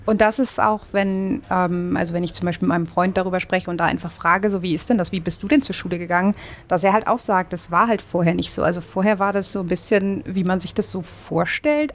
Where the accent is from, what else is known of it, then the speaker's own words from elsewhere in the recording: Northern Germany, Germany; moved away as an adult; also born or lived in Uppsala, Sweden; now in Stockholm, Sweden; ich komme aus Norddeutschland.